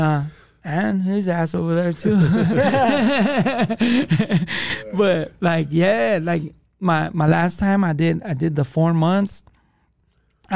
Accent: Los Angeles, California, United States; I grew up in the hood

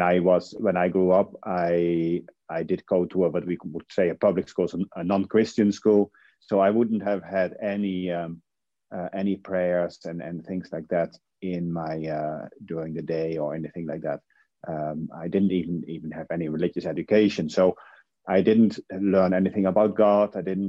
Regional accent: Netherlands; English is a second language; now in Ireland; I'm from the Netherlands, but in Ireland now for almost 20 years, I think, something like 18 years.

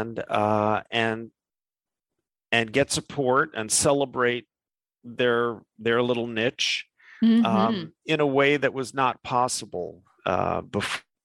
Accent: New York, United States; moved away as an adult; also born or lived in Midwest; now in California, United States; I grew up in New York, but I spent 7 years living in the Midwest, where I went to college, and now I'm in California.

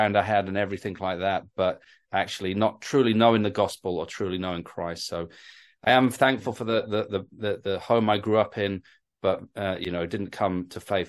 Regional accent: North East England, United Kingdom; now in London, United Kingdom; my accent's sort of hard to guess sometimes. I grew up in the Northeast, and then my dad actually got a job as a pastor down in the South in London.

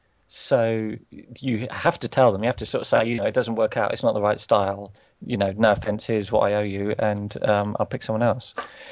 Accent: United Kingdom; Especially being British, we don't like confrontation

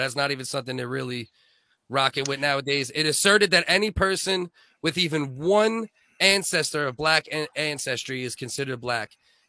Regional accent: United States; now in Canada; I grew up in America

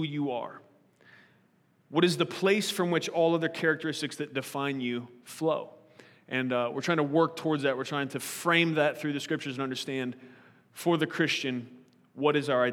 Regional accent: United States; I'm an American today

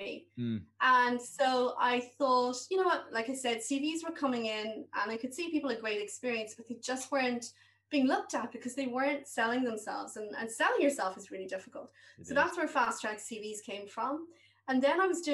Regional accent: Waterford, Munster, Ireland; moved away as an adult; also born or lived in Dublin / England; I was from Waterford.

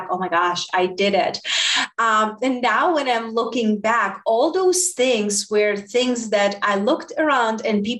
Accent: Southern Moldova, Moldova; also born or lived in Spain; now in United States; I'm coming from Southern Moldavia

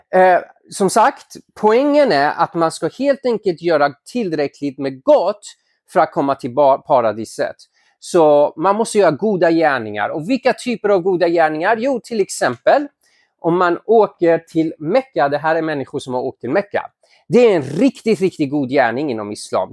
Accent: Iran; now in Sweden; jag är ursprungligen från Iran

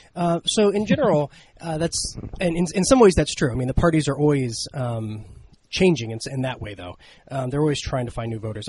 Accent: Ohio, United States; my home state of Ohio

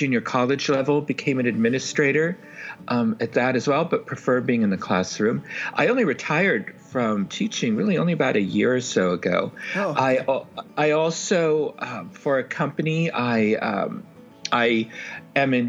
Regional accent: San Francisco, California, United States; I grew up in San Francisco

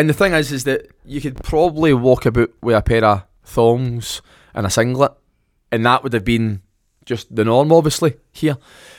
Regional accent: Ireland; accent: Irish; Mind you, my Irish accent starting to come back through.

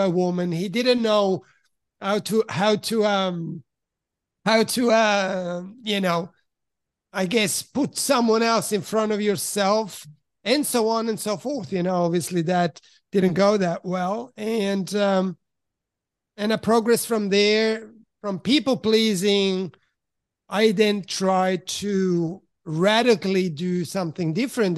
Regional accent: Switzerland; also born or lived in Italy; now in Australia; originally from Italy, but I grew up in Switzerland.

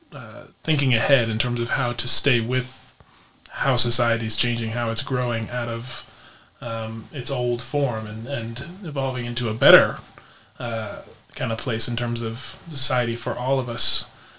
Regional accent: United States; someone who's only grown up in the States

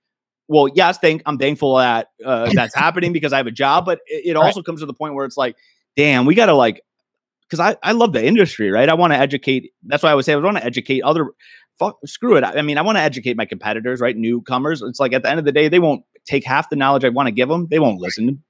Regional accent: Michigan, United States; also born or lived in Wisconsin / California; now in Kirkland, United States; I'm born and raised in Michigan, trickled down to Wisconsin, I moved out to California. Now I'm in Seattle or Kirkland

